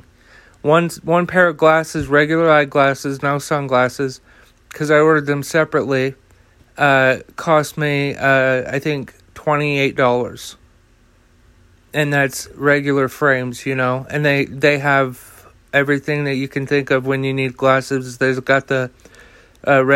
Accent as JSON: {"language": "English", "country": "United States", "said": "as an American"}